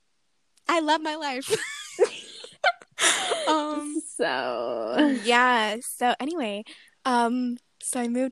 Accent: United States

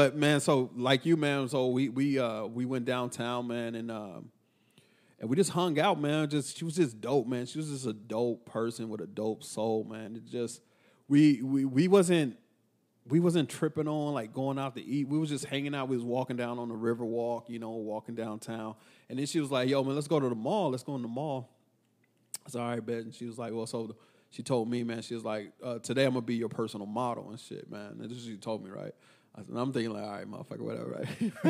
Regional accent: Texas, United States; because I'm from Texas.

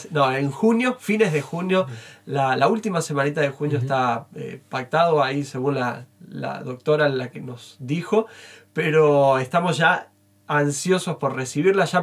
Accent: Mendoza, Argentina; now in Entre Ríos, Argentina; No, vos sabés que me crié, no nací ahí, pero me crié en Mendoza, donde está la cordillera

